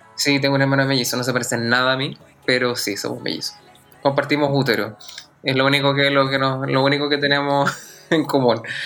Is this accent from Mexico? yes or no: no; Santiago, Santiago Metropolitan Region, Chile; also born or lived in Puerto Montt / La Unión / Osorno; nací en Puerto Montt, viví en La Unión y en Osorno, pero me vino como a los 6-7 años a Santiago. Entonces, la verdad, de sureño me queda bastante poco